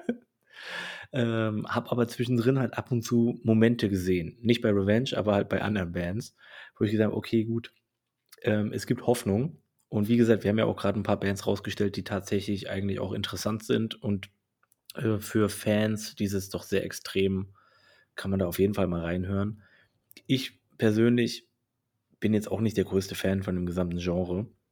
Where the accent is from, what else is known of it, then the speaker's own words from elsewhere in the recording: Saxony, Germany; aus meiner Heimat Sachsen, allerdings aus Chemnitz